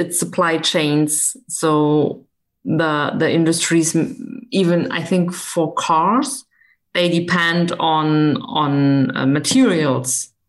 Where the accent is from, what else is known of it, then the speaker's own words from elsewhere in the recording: West Germany, Germany; moved away as an adult; now in East Germany, Germany; I'm living in East Germany right now, and I grew up in West Germany